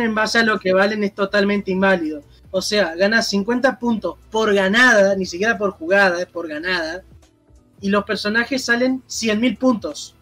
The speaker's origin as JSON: {"language": "Spanish", "country": "Argentina", "said": "yo soy de Argentina"}